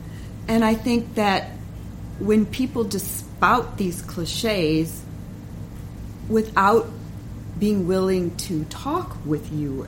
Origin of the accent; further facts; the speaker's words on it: Chicago, Illinois, United States; Oh, yeah, I'm from Chicago.